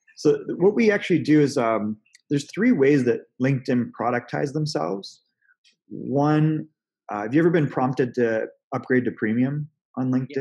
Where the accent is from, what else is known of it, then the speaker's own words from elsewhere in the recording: Canada; now in Newport Beach, United States; I'm originally from Canada